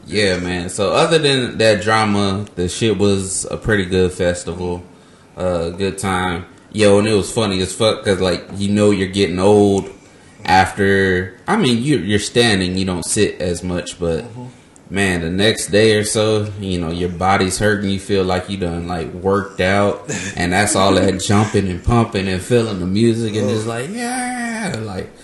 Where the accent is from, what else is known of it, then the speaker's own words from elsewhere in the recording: Ontario, California, United States; I'm from Ontario, not Canada.